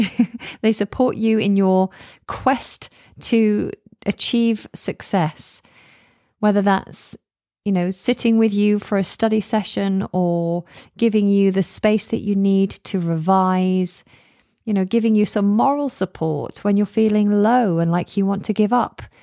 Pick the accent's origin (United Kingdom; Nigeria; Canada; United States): United Kingdom; I'm British